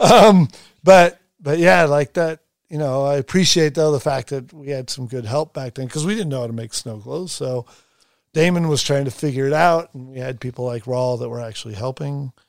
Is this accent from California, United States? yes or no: yes; Long Beach, California, United States; I grew up in Southern California. I wasn't, I was in Long Beach